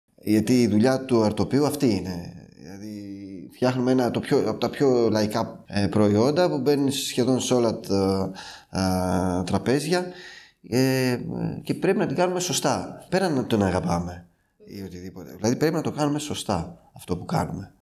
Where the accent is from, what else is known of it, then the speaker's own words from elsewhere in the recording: Serifos, South Aegean, Greece; also born or lived in France; now in Athens, Greece; Εγώ κατάγομαι από τη Σέριφο, ένα μικρό νησί των Κυκλάδων.